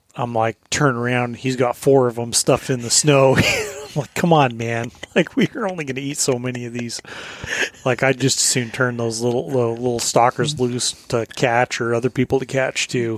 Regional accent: Southern Colorado, United States; moved away as an adult; now in Alaska, United States; growing up in Southern Colorado where the fishing is dog shit

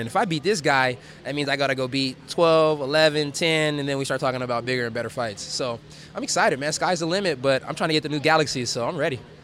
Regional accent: California, United States; now in Fort Worth, United States; I'm, I'm stationed out of Fort Worth, Texas right now, even though I'm from California

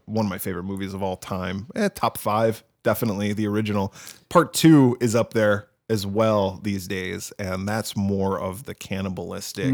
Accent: Wisconsin, United States; I grew up in Wisconsin

